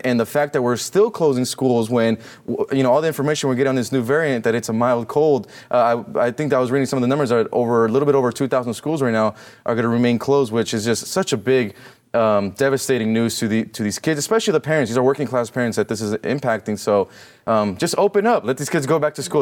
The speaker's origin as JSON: {"language": "English", "region": "California", "country": "United States", "said": "I'm from California"}